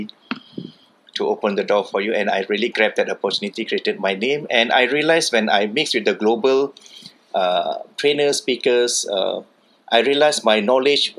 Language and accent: English; Kuala Lumpur, Malaysia; I'm from Kuala Lumpur, Malaysia.